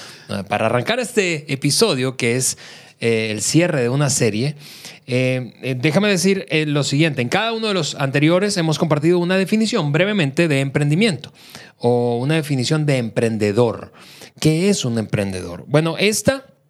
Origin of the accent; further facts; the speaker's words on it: Venezuela; now in Mexico; yo soy eh, venezolano de nacimiento, mexicano por naturalización